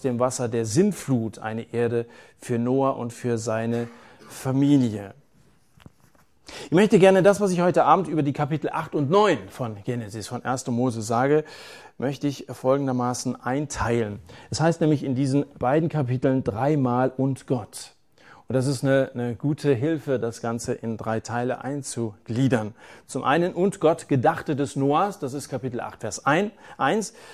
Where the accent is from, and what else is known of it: Germany